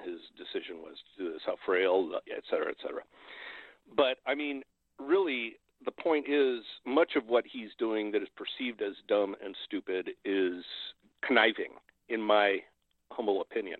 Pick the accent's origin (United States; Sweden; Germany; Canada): United States; Hawaii; I grew up in, uh, I grew up in Hawaii. I'm a fourth generation there.